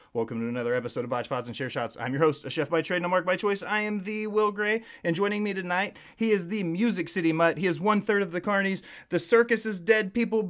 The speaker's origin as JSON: {"language": "English", "town": "Nashville", "region": "Tennessee", "country": "United States", "tie": "born or raised there", "lives_now": "Murfreesboro, United States", "said": "I was born and raised in Nashville"}